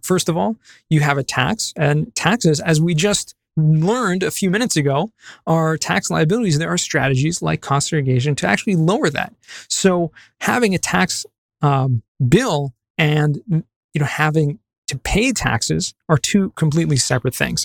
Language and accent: English; Los Angeles, California, United States; moved away as an adult; also born or lived in San Diego; now in Jerusalem, Israel; I grew up in Southern California, um, San Fernando Valley.